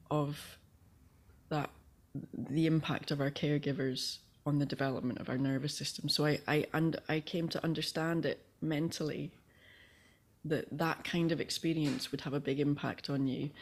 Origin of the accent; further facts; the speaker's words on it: Aberdeen, Scotland, United Kingdom; I grew up in Northeast Scotland in Aberdeen